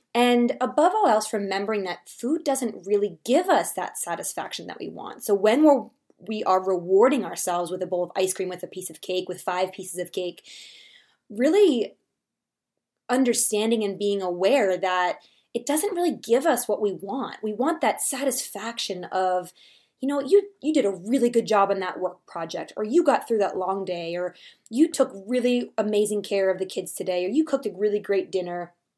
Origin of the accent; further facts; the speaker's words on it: Philadelphia, Pennsylvania, United States; now in Colorado, United States; I live in Colorado, I'm from Philadelphia, so when I'm home for the holidays